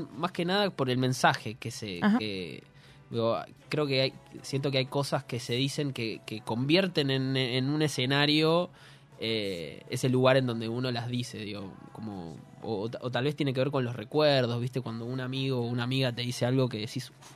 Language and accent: Spanish; Buenos Aires, Argentina; Colan es el barrio donde viví casi toda mi vida, hasta los 73, 24 que me fui de la casa de mi madre